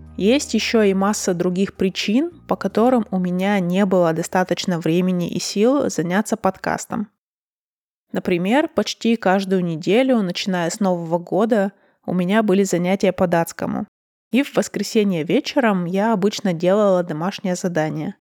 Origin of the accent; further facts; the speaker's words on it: Russia; я родилась и выросла в России, и я русская